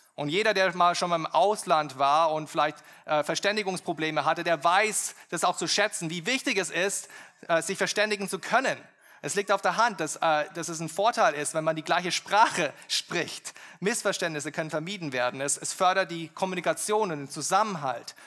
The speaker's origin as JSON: {"language": "German", "country": "Germany", "said": "wir als, als Deutsche"}